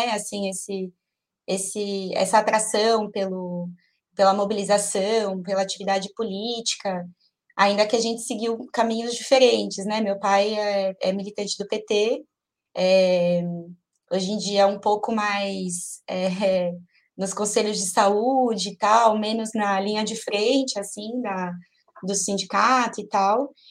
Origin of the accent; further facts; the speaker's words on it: São Paulo, Brazil; born there; Eu tenho 31 anos, sou nascida em São Paulo. Nasci no Hospital Saboia, lá no Jabaquara.